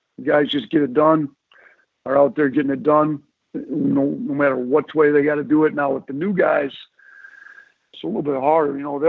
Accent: Milwaukee, Wisconsin, United States; Milwaukee. I'm up from Milwaukee, you know, so we got to go back to the home state deal.

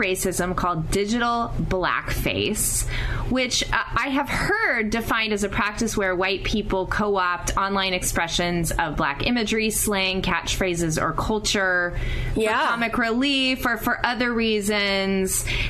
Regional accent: Oklahoma, United States; I grew up in Oklahoma, so it was warmer for sure.

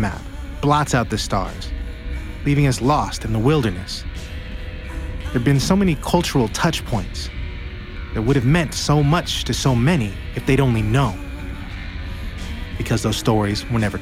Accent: Seattle, Washington, United States

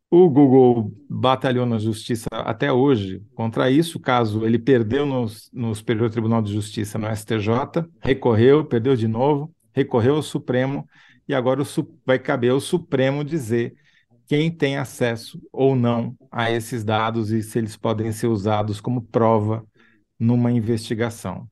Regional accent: São Paulo, Brazil; also born or lived in Rio de Janeiro; como bom paulista que eu era

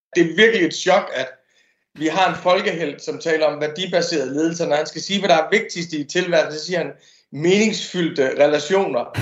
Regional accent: Denmark; som dansker

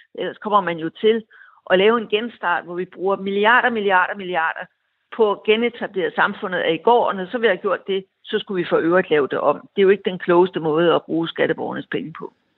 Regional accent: Denmark; som dansker

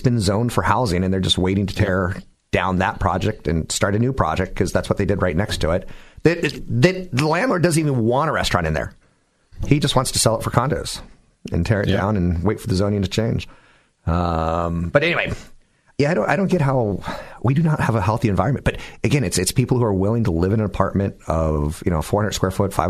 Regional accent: Bay Area, California, United States; on El Camino in my hometown

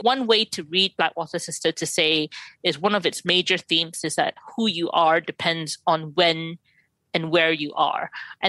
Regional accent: Malaysia; I mean, partly because I wrote it and I'm Malaysian

